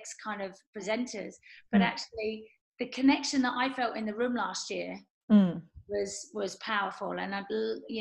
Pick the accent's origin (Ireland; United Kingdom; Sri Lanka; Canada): United Kingdom; England; now in New Zealand; I'm English. This is not where I started, but I feel part of it